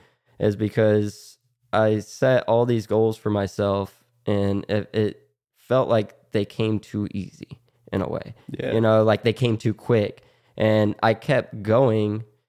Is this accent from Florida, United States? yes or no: yes; Florida, United States; Growing up in Florida, no one really wears helmets down here.